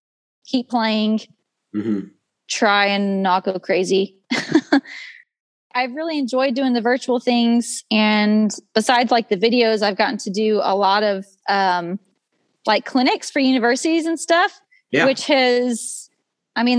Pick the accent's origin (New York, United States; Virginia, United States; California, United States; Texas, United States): Texas, United States; Dorchester; my hometown, which is more like a village. It's a ranching community